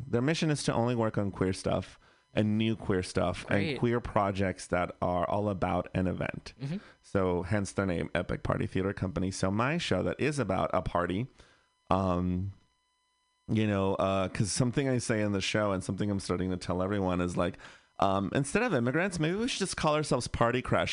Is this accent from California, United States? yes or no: yes; Bay Area, California, United States; I grew up in the Bay Area, so mm-hmm. I was pretty lucky to live in a liberal bubble-ish.